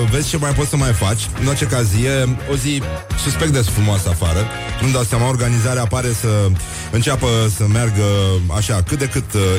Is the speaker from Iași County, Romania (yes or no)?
no; Turda, Cluj County, Romania; accent: Transylvanian; eu sunt veșnicul puștan din Turda cu accent ardelenesc, care face artă din pasiune și căruia îi place să dăruiască fericire celor din jur.